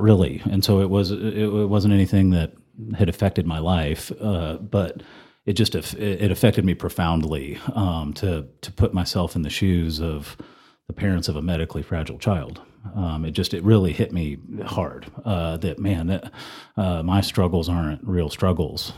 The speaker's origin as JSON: {"language": "English", "town": "Flower Mound", "region": "Texas", "country": "United States", "tie": "born or raised there", "also_born_or_lived": "Denton, Texas / Austin, Texas", "moved": "as an adult", "lives_now": "Amarillo, United States", "said": "I'm from Denton originally and grew up in Flower Mound."}